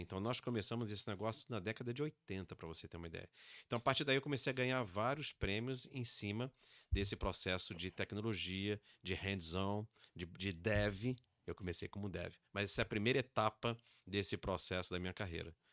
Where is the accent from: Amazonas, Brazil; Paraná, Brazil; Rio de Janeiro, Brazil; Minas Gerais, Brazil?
Rio de Janeiro, Brazil; moved away; also born or lived in São Paulo; Mesmo sendo paulista, mas né, criado no Rio de Janeiro